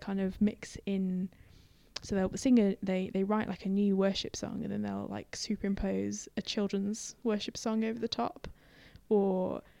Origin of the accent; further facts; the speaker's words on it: Dudley, West Midlands, United Kingdom; also born or lived in Halesowen / Birmingham; now in Sheffield, United Kingdom; I'm really from Dudley. Or from Hales Owen